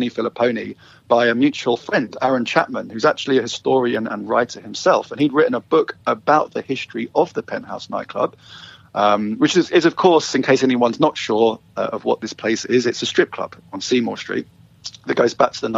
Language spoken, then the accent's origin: English; London, United Kingdom; moved away as an adult; now in Vancouver, Canada; You might hear from my accent, I'm not originally from Vancouver. I am from London, England originally. And I moved here with my wife 10 years ago